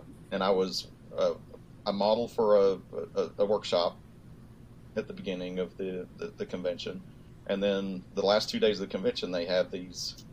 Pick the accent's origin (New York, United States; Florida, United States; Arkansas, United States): Arkansas, United States; I was born in Arkansas